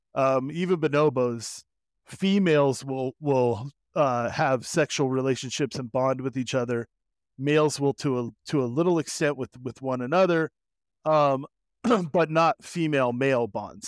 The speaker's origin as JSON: {"language": "English", "region": "Southern Oregon", "country": "United States", "tie": "born or raised there", "also_born_or_lived": "California", "said": "I grew up in Southern Oregon, as I like to say, like most Oregonians, I was born in California and then raised in Oregon."}